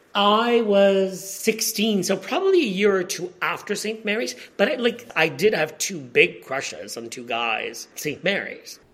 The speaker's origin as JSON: {"language": "English", "country": "Poland", "tie": "born or raised there", "also_born_or_lived": "Bishop's Stortford, United Kingdom", "said": "my high school in my hometown"}